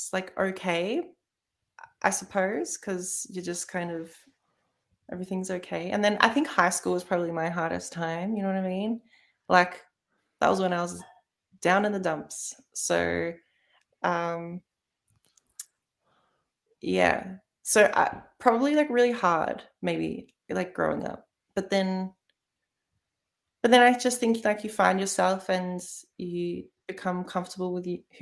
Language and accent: English; Melbourne, Victoria, Australia; I grew up in Melbourne. I haven't I haven't lived anywhere else